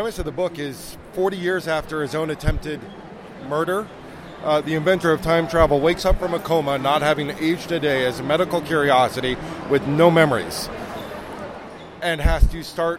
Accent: Germany; I grew up on Doctor Who. I grew up in Germany, amongst other places.

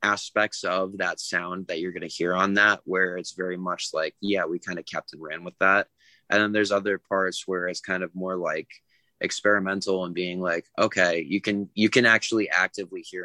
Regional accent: New England, United States; I'm from New England.

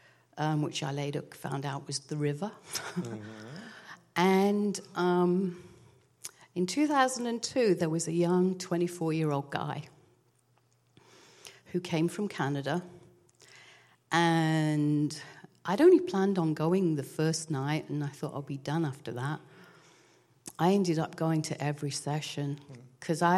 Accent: England, United Kingdom; moved away; I grew up in England. And, you know, in England, we're kind of reserved

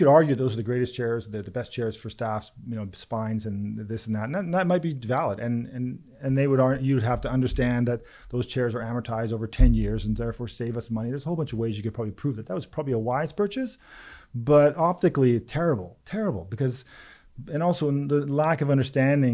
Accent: Lynn Valley, Langley, Vancouver, British Columbia, Canada; we grew up first in Lynn Valley and then we moved to Langley and then Vancouver.

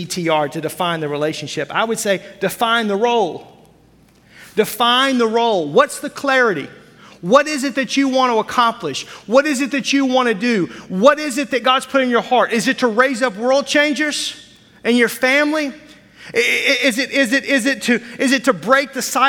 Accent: Fort Smith, Arkansas, United States; now in Wisconsin, United States; I grew up in Fort Smith, Arkansas, the town about the size of Appleton

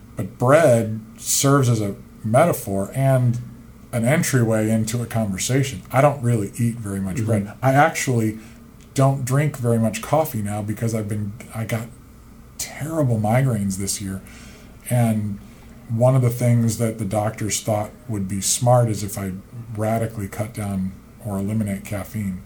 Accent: Central Illinois, United States; growing up in Central Illinois and that farmland

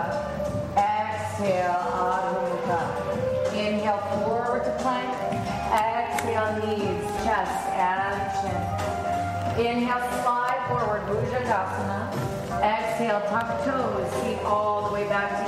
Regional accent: New Mexico, United States; I grew up in New Mexico

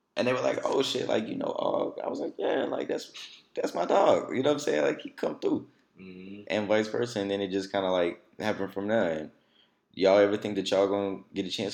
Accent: Alexandria, Louisiana, United States; coming from Alexandria

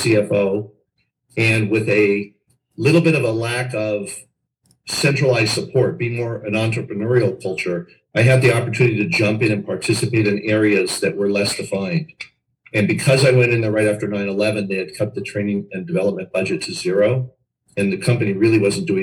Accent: Los Angeles, California, United States; I grew up in Los Angeles

